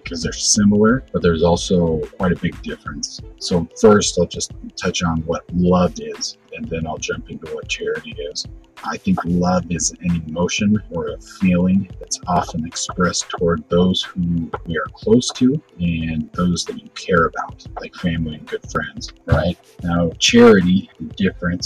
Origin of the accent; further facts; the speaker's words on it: Boise, Idaho, United States; also born or lived in Meridian, Idaho; I grew up in Boise, Idaho